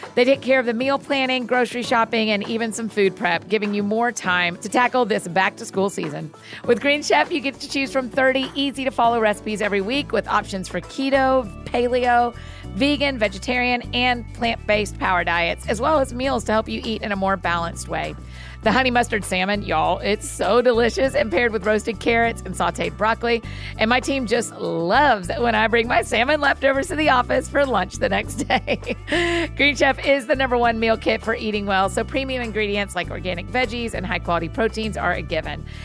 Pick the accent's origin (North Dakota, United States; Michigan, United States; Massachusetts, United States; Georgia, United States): Georgia, United States; Atlanta; moved away; I grew up in Atlanta